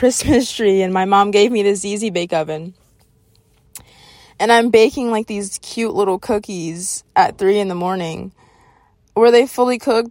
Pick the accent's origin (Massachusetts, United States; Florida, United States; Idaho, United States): Florida, United States; Jacksonville; I grew up in Jacksonville. And then I moved out to, like, this country area